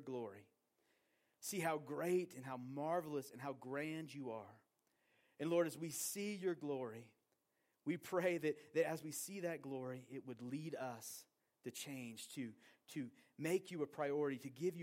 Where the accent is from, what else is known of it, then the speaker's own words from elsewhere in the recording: Portland, Oregon, United States; moved away as an adult; also born or lived in Bozeman, Montana; now in Wyoming, United States; I grew up in Portland, Oregon, and I grew up with a view of the beautiful Mount Hood out my kitchen window.